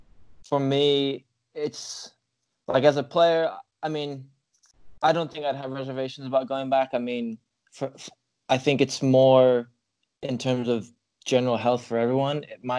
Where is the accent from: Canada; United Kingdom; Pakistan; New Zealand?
United Kingdom; England; also born or lived in United States; now in Ireland; I did, like, primary and secondary school in England. So, yeah, just wherever I'm at the longest is my accent will start to change. The longer I'm here, my accent will become English. And then if I went back to America, it'll slowly become American.